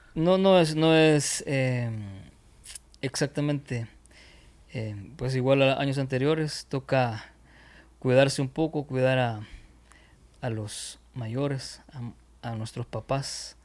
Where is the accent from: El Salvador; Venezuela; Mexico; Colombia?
El Salvador; Aquí decimos, espero no sea una mala palabra, en otro lugar, arrecho